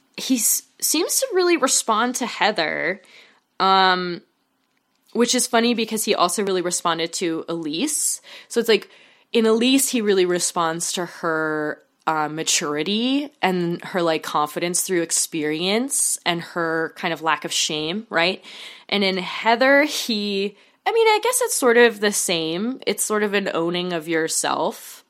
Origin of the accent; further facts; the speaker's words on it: Oregon, United States; Oregon, um, my home state, and my home away from home state